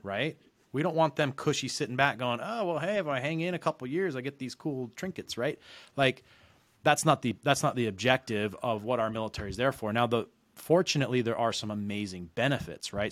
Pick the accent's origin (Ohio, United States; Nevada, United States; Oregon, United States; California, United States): Nevada, United States; Reno; moved away as an adult; now in San Diego, United States; originally I'm from Reno, Nevada, which is where I started doing mortgages